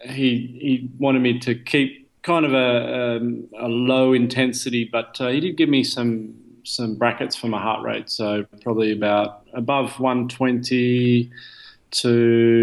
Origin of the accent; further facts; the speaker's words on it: Australia; moved away as an adult; now in Belgium; I'm Australian